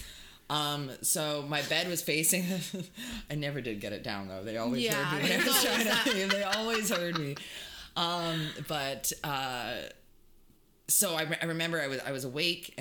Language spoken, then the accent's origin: English; Hamilton, Ontario, Canada; Growing up in Hamilton